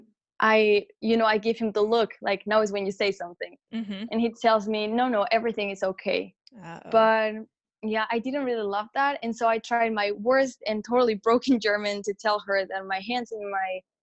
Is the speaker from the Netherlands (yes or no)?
no; Mexico; moved away as an adult; I'm actually from Mexico, so my whole family was back home, and I was living alone in a foreign country